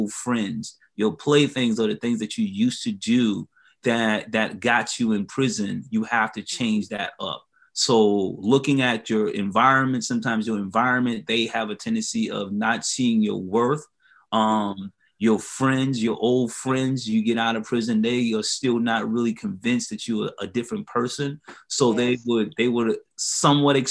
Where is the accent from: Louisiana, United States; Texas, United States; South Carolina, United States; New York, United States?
South Carolina, United States; Hilton Head Island; moved away as an adult; now in Columbia, United States; I'm originally from Hilton Head Island, South Carolina